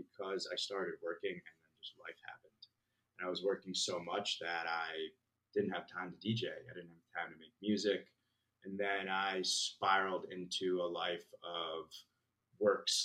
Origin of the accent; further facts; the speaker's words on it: New Jersey, United States; moved away as an adult; also born or lived in Philadelphia / Manhattan; now in Austin, United States; I'm originally from New Jersey. Grew up, born and raised